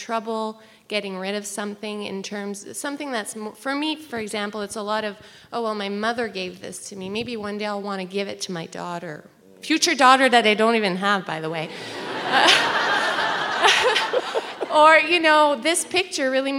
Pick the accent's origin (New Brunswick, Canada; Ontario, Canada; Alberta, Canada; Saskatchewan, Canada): New Brunswick, Canada; now in Ottawa, Canada; I'm originally from New Brunswick, but I've been living in Ottawa for about 10 years now